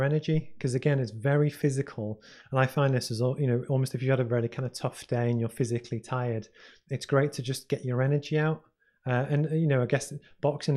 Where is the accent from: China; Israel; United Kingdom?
United Kingdom; Liverpool, North West England; I grew up in Liverpool